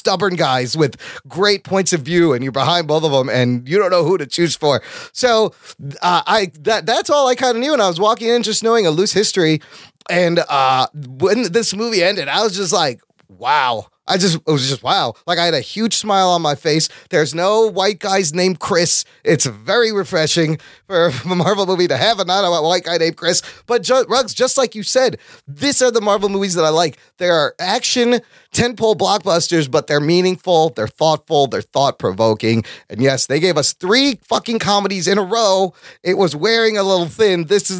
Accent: Pakistan; because I'm a Pakistani and all the Pakistanis came from India.

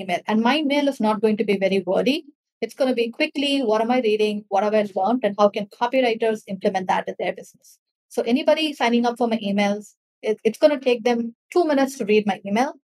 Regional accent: India; I'm from India and I am new.

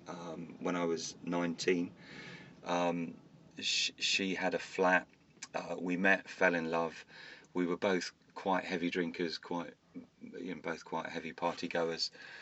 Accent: Bournemouth, South West England, United Kingdom; I was brought up in Bournemouth

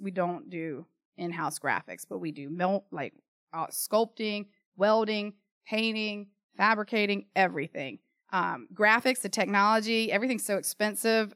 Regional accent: Charlotte, North Carolina, United States; Born and raised in Charlotte, parents born and raised in Charlotte

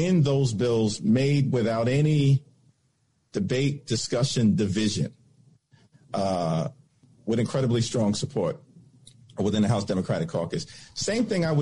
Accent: New York City, New York, United States; I'm from New York City

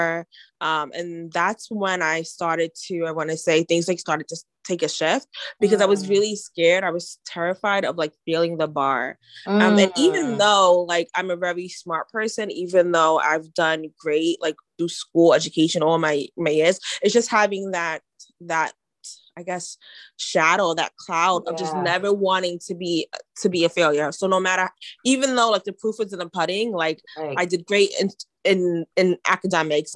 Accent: New York, United States; I'm from New York, so like curse words curse words are my second language

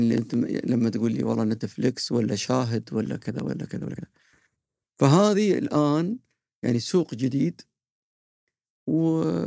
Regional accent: Qatar; واعتز وافتخر اني انا قطري

